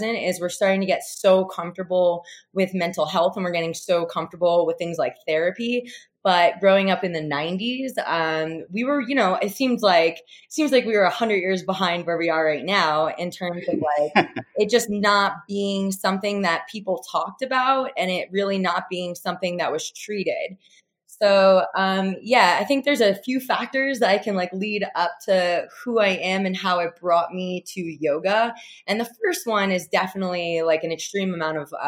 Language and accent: English; Jackson, New Jersey, United States; now in Boulder, United States; I was born and raised in New Jersey, in central Jersey, Jackson